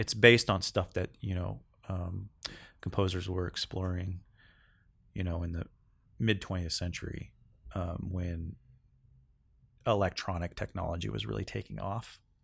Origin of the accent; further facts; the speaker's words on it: Northern California, United States; moved away as an adult; now in Seattle, United States; I grew up in Cal, Northern California, and I moved to Seattle in two thousand